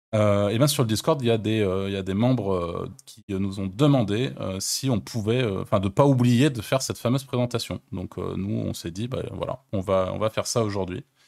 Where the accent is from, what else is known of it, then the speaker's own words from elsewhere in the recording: France; also born or lived in Malta; je suis français et je connais les Français, je connais la France